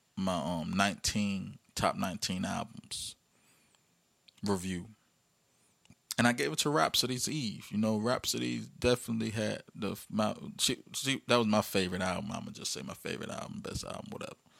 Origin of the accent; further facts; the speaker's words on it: Virginia, United States; my hometown, Virginia